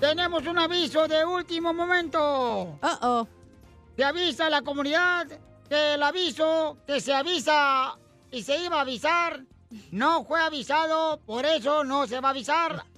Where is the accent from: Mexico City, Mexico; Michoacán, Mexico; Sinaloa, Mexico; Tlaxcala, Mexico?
Michoacán, Mexico; soy de Michoacán